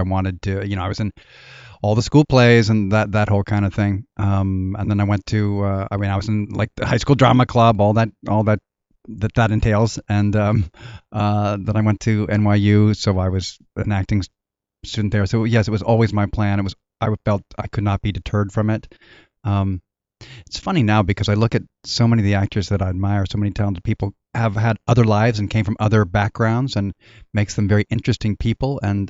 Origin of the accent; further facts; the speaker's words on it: California, United States; also born or lived in Inglewood; We grew up, when I was quite young, I lived first in Westchester area, and then in South Pasadena, and then we moved down to Orange County. I lived in Mission Viejo